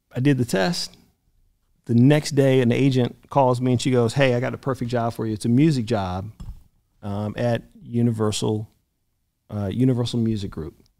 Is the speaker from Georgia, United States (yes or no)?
yes; Albany, Georgia, United States; moved away; also born or lived in Atlanta, Georgia; I'm from Albany, Georgia, and then I moved to Atlanta.